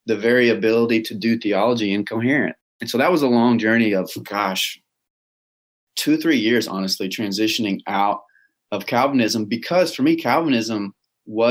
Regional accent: Texas, United States; Texas boy, through and through, down to my bones, I'm a Texas boy

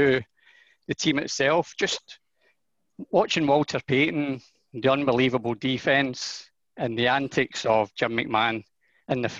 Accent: Glasgow, Scotland, United Kingdom; So I've come from Glasgow. I've stayed in Glasgow all my life

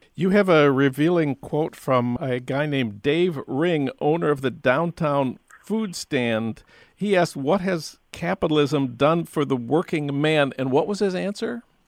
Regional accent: St. Paul, Minnesota, United States; moved away; my hometown of St. Paul.

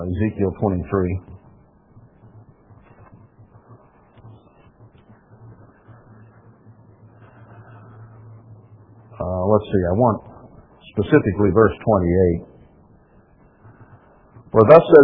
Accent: United States; as an American

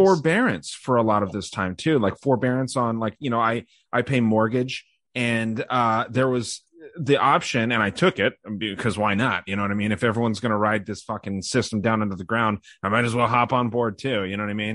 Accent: Arizona, United States; my home state of Arizona

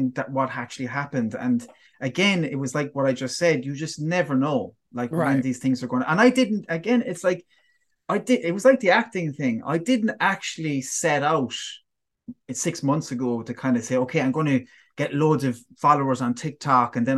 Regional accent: Tralee, Munster, Ireland; my hometown of Tralee

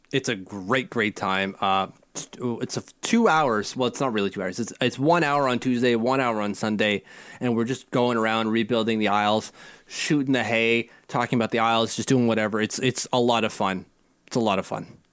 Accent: Ottawa, Ontario, Canada; that's our public health wing here in Ottawa

